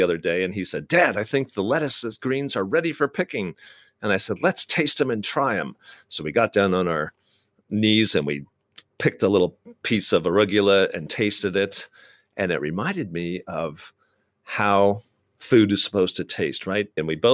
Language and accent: English; Midwest, United States; Growing up in the Midwest